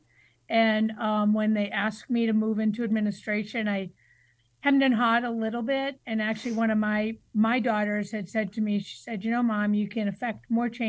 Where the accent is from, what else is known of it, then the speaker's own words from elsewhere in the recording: Braintree, Massachusetts, United States; moved away as an adult; also born or lived in Connecticut; I grew up just south of Boston in Braintree, Massachusetts